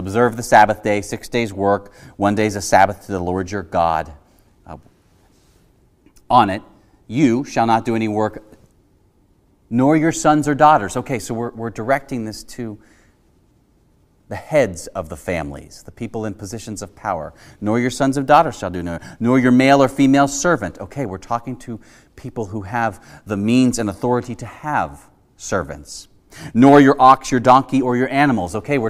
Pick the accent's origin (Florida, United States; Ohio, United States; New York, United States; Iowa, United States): Ohio, United States; Cincinnati; I spent a summer in college as an intern for the youth group at the Presbyterian Church I grew up in Cincinnati, Ohio.